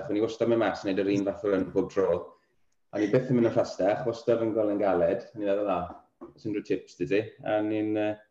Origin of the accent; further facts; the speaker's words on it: Castell Newydd, Wales, United Kingdom; moved away as an adult; now in Wolverhampton, United Kingdom; Mae teulu gyd yn byw yn Cysyll Newi. Wedi byw, byw ffron ffra ers, ers fi'n cofio ni, anyway, swn i wedi symud bant o'r nad. Fi'r unig un o'r teulu sydd wedi symud bellach bant, really.